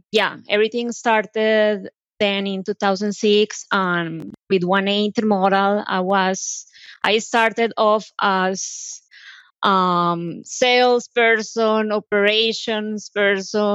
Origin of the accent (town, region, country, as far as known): Colombia; English is a second language; moved away as an adult; now in United States